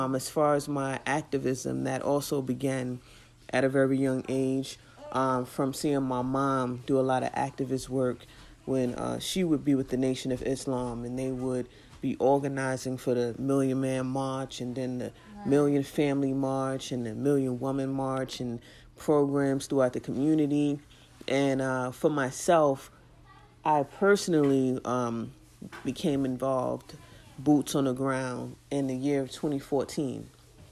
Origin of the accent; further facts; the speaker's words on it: New York City, New York, United States; I'm from Brooklyn. I was in Brooklyn doing the work on the ground in the community.